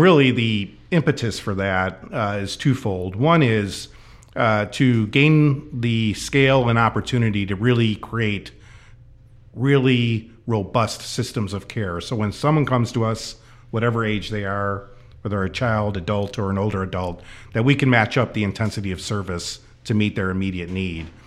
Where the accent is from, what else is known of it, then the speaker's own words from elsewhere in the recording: Chicago, Illinois, United States; moved away as an adult; now in Snohomish County, United States; I grew up in the Chicago area